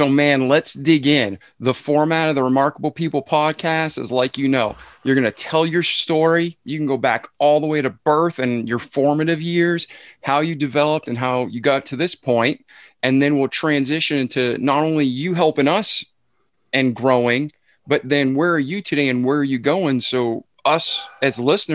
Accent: Milford, Massachusetts, United States; I'm from Milford, Mass originally

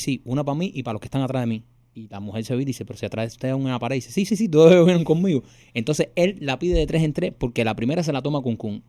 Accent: Miami, Florida, United States; nosotros somos latinos y somos de Miami

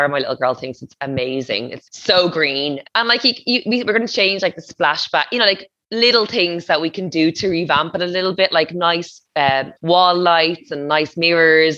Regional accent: Portmarnock, County Dublin, Ireland; moved away as an adult; also born or lived in Donabate; now in Waterford, Ireland; I grew up in Portmarnock

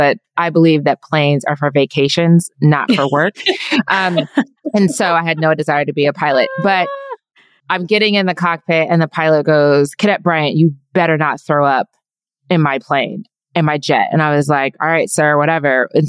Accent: Trier, Rhineland-Palatinate, Germany; born there; first language German; English is a second language; also born or lived in Belgium; First fact, I was born in Trier, Germany, which is where my name comes from. Second fact, English is my third language. First was German.

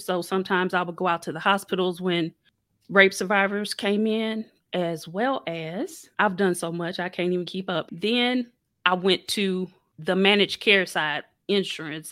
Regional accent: St. Louis, Missouri, United States; I was born and raised in Saint Louis

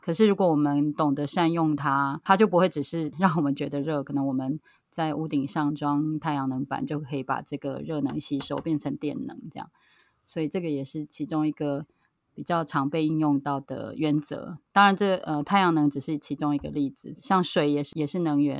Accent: Taipei, Taiwan; now in Taitung, Taiwan; 是从小在台北长大的，然后现在住在台东

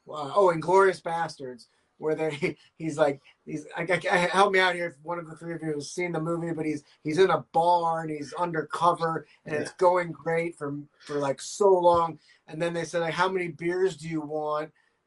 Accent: St. Louis, Missouri, United States; moved away as an adult; I never thought I would live in St. Louis again.

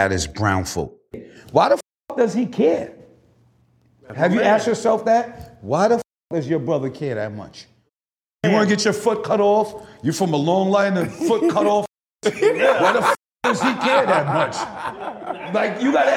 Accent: New York City, New York, United States; I'm 47. I'm from New York City.

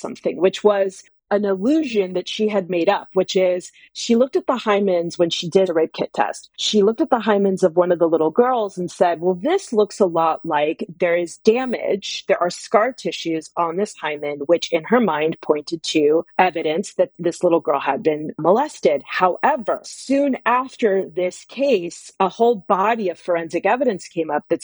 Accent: Texas, United States; I grew up in Texas.

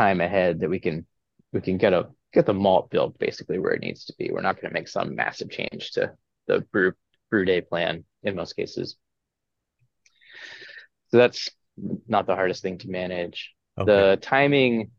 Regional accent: Northwest Washington, United States; also born or lived in Colorado; now in Yakima, United States; I grew up in Northwest Washington

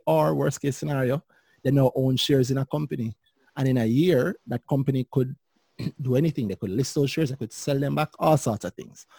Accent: Jamaica; as a Jamaican

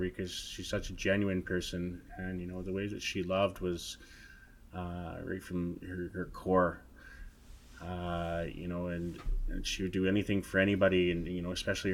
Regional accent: Nanaimo, British Columbia, Canada; growing up in Nanaimo

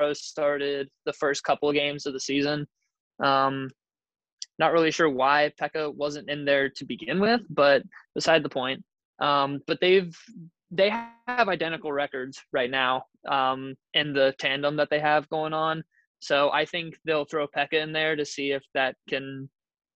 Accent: Ohio, United States; I was born and raised in Ohio

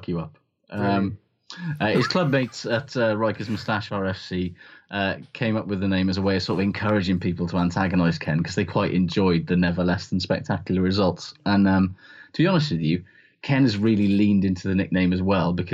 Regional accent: Welsh, Wales, United Kingdom; as a Welsh person

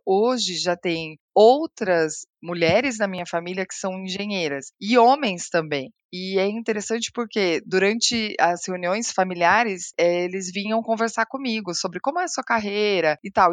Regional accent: Paraná, Brazil; now in São Paulo, Brazil; eu nasci no Paraná e eu cresci em um lar com pais que começaram a trabalhar muito jovens

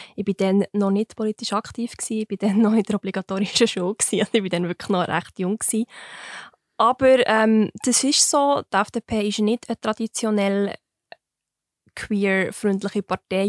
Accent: Wileroltigen, Bern, Switzerland; Ich bin gerade, ähm, an der Grenze vom Kanton Bern zum Kanton Fribourg aufgewachsen

